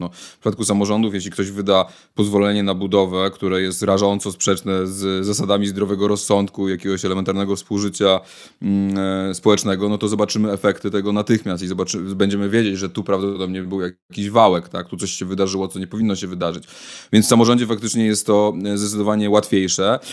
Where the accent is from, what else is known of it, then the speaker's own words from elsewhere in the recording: Warsaw, Masovian Voivodeship, Poland; się wychowałem w Warszawie